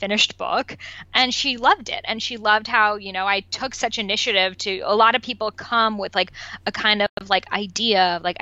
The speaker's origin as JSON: {"language": "English", "town": "Boston", "region": "Massachusetts", "country": "United States", "tie": "born or raised there", "also_born_or_lived": "Los Angeles", "first_language": "Persian", "second_language": "English", "moved": "as an adult", "said": "I grew up in Boston"}